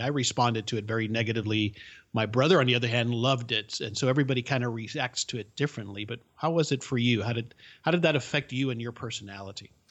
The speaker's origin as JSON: {"language": "English", "town": "Miami", "region": "Florida", "country": "United States", "tie": "born or raised there", "second_language": "English", "said": "I didn't speak English until I started school, but I grew up in the bubble that was the subculture of Miami."}